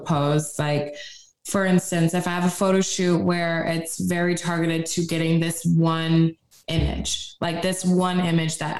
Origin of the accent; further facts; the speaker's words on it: New York, United States; now in Tampa, United States; We're from New York. We talk like that.